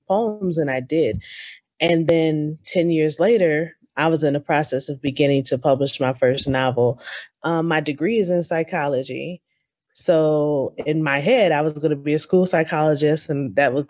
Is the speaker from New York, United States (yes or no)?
yes; New York, United States; growing up in New York, our winters are very harsh